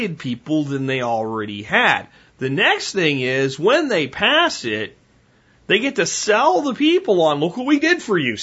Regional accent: Pottsville, Pennsylvania, United States; growing up in Pottsville, Pennsylvania, at 16

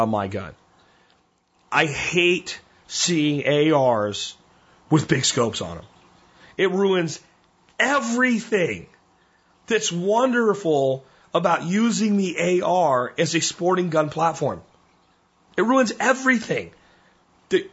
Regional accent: Pennsylvania, United States; moved away; the woods I grew up in Pennsylvania

